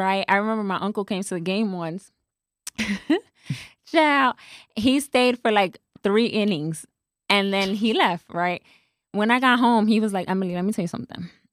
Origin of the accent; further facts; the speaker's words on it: New York City, New York, United States; moved away as an adult; also born or lived in Atlanta; now in Dallas, United States; I was born and raised in the Bronx